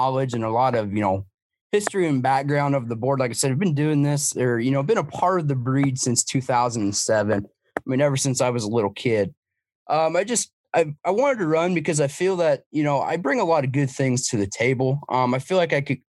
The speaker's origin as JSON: {"language": "English", "town": "Newton", "region": "Iowa", "country": "United States", "said": "I'm from Newton, Iowa. That's a central part of Iowa."}